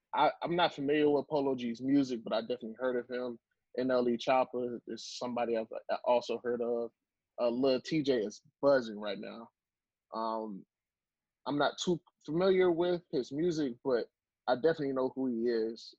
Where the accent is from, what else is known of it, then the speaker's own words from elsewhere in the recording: Miami, Florida, United States; I'm from Miami. I'm from Florida